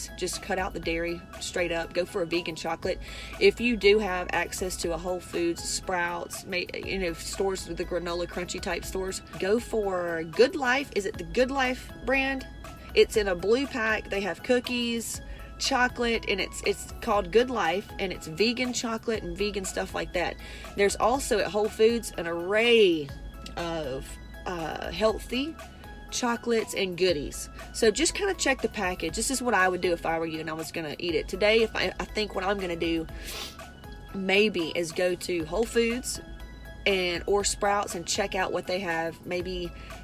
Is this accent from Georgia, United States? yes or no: yes; West Georgia, United States; moved away; where I grew up in West Georgia with a bunch of cows